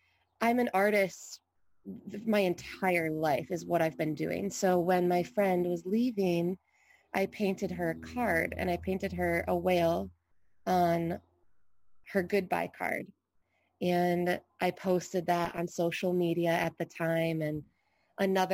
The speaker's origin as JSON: {"language": "English", "region": "Michigan", "country": "United States", "tie": "born or raised there", "moved": "yes", "lives_now": "Hawaii, United States", "said": "I grew up in Michigan, which is absolutely beautiful"}